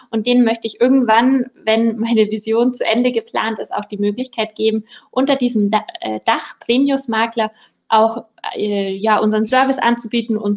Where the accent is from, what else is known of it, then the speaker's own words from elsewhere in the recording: Peiting, Bavaria, Germany; Also ich bin 28, ich komme aus der Großstadt Peiting